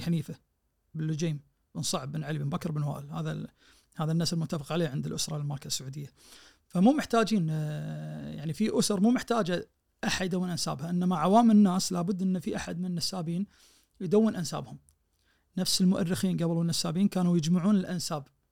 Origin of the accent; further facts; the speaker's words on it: Kuwait; احنا عندنا بالكويت